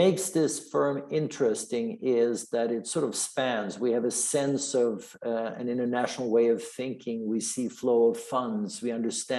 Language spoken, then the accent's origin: English; Stockholm, Stockholm County, Sweden; moved away as an adult; also born or lived in Switzerland; now in United States; I'm originally from Sweden. I'm not an American by birth. I grew up in Stockholm.